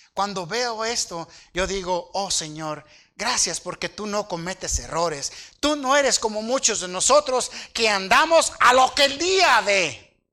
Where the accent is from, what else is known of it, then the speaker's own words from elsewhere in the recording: Aguililla, Michoacán, Mexico; yo nací allá en Dos Aguas, municipio de Aguililla, en un aserradero